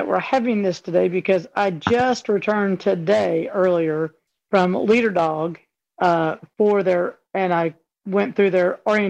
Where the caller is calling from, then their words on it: Louisville, Kentucky, United States; Kentucky, Louisville.